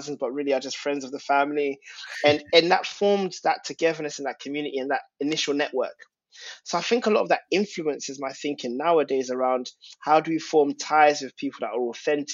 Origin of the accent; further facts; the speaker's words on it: London, United Kingdom; And growing up, I'm of Ghanaian origin, and Tottenham's a very multicultural and unique place, as you know, because you've lived there. And in Tottenham, like, going primary school and living there